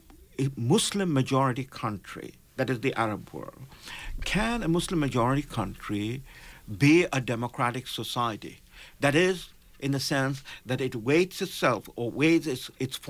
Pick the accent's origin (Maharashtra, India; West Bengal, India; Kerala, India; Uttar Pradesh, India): West Bengal, India; Kolkata; now in Canada; And in South Asia, which is where I come from, I was born in Calcutta